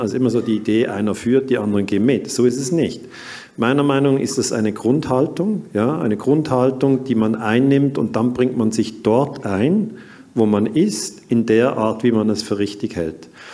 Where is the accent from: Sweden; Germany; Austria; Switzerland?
Switzerland; ich bin 1972 in der Schweiz geboren worden und dann ähm, ging ich zwölf Jahre in die Waldorfschule